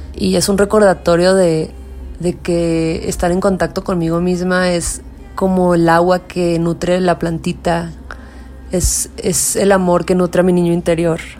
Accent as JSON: {"language": "Spanish", "town": "Tijuana", "region": "Baja California", "country": "Mexico", "tie": "born or raised there", "said": "soy mexicana, norteña, fronteriza, originaria de la ciudad de Tijuana"}